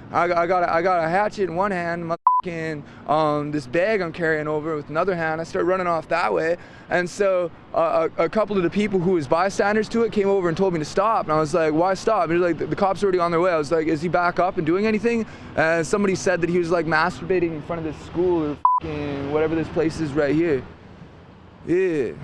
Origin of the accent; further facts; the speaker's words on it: Sophia, West Virginia, United States; moved away; also born or lived in Dogtown; Sophia, West Virginia.